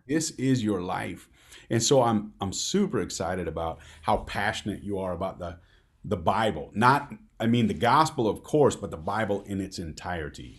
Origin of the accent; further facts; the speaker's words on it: Midwest, United States; I'm from the Midwest